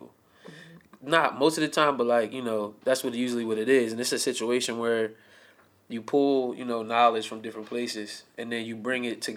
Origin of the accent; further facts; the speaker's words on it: New Jersey, United States; I'm from New Jersey, South Jersey